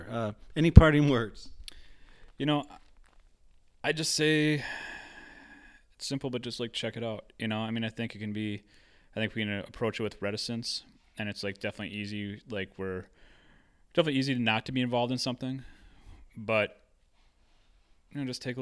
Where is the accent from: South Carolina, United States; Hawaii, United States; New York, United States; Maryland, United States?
Hawaii, United States; also born or lived in Minnesota; I would like to take it to Hawaii because I grew up there. Uh, after like I grew up in Minnesota, my family moved us to Hawaii